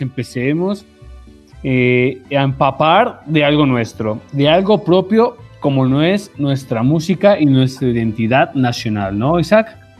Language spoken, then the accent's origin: Spanish; Mexico; nos identifica como mexicanos